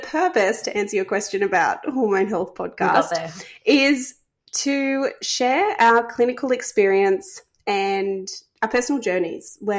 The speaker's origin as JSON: {"language": "English", "town": "Coffs Harbour", "region": "New South Wales", "country": "Australia", "tie": "born or raised there", "said": "I grew up in Coffs Harbour"}